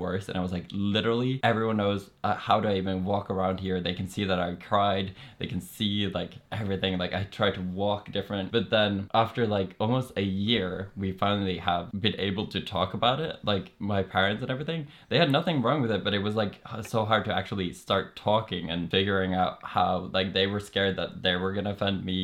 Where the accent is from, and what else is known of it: Norway; accent: Norwegian